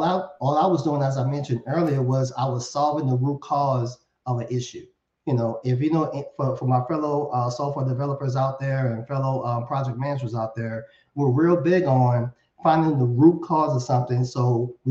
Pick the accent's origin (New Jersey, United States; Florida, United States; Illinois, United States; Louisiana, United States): Louisiana, United States; New Orleans; I'm born and raised in New Orleans